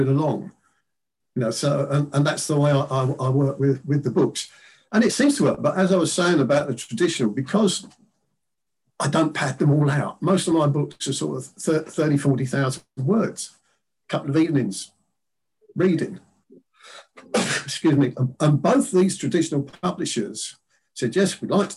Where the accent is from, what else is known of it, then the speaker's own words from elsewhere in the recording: London, United Kingdom; at my school, which was the first comprehensive school in London, William Penn Comprehensive in East Dulwich in London